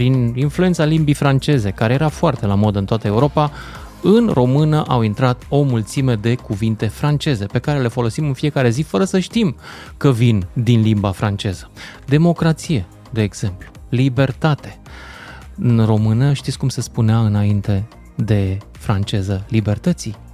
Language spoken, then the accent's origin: Romanian; Romania; discriminați ca români, în situația în care am fost diferiți.